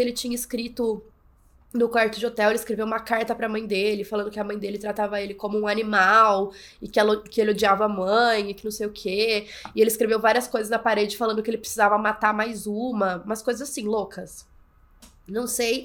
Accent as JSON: {"language": "Portuguese", "town": "São João", "country": "Brazil", "said": "eu sou de São João, é uma cidade pequena"}